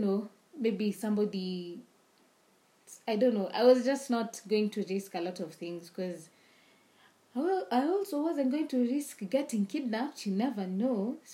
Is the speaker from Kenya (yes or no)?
yes; Nairobi, Kenya; we're from Nairobi